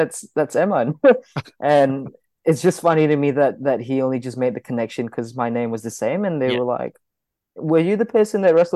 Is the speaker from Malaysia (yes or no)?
yes; Kuala Lumpur, Malaysia; moved away as an adult; now in Melbourne, Australia; Growing up in Kuala Lumpur, it was a busy city life. Coming to Melbourne, Australia